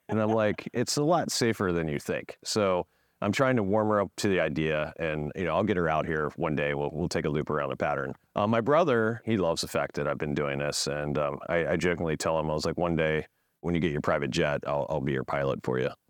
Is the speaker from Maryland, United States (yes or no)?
yes; Frederick, Maryland, United States; also born or lived in New York City; grew up in Frederick, Maryland, so I'm, I'm from this area